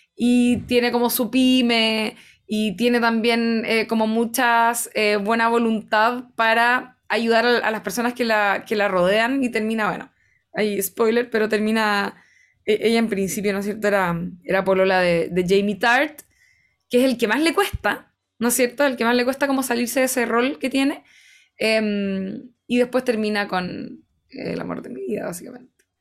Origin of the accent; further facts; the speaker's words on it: Chile; en Chile